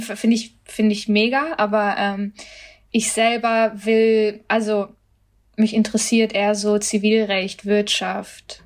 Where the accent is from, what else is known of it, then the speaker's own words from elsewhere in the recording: Germany; als Deutsche jetzt irgendwie stolz über meine Familie bringen will, sondern vor allem auch als als Inderin